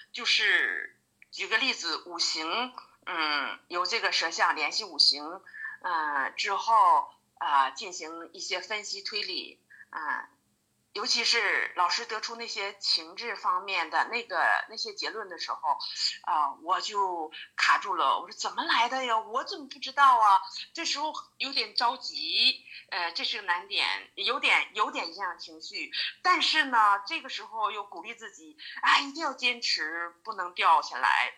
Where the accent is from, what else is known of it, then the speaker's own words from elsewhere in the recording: Daqing, Heilongjiang, China; 我是黑龙江的。 ，呃，我家在黑龙江的大庆游城，铁人王进喜的故乡嗯，也是为祖国的发展做出了伟大的贡献的一座英雄城市